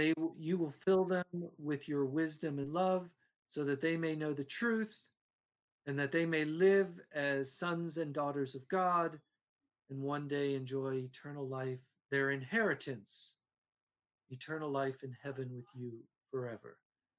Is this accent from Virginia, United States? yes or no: yes; Alexandria, Virginia, United States; I'm a city boy. {S2} Yeah. {S1} So I'm from Alexandria, Virginia.